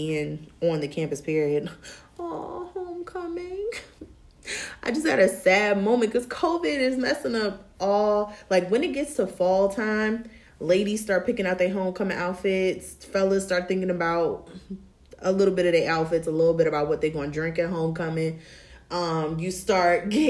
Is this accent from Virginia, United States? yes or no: yes; Tidewater 757 area, Virginia, United States; growing up in the Tidewater 757 area, like Norfolk State is it